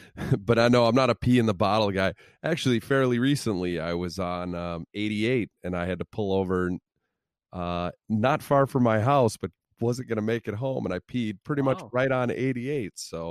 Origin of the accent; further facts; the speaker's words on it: Illinois, United States; Growing up in Central Illinois, there were a lot of bus trips to Cubs games